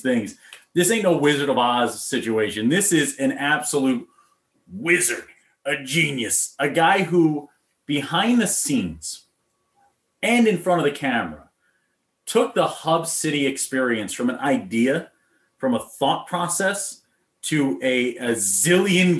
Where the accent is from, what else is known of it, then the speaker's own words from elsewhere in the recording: Waretown, New Jersey, United States; I'm from Waretown, New Jersey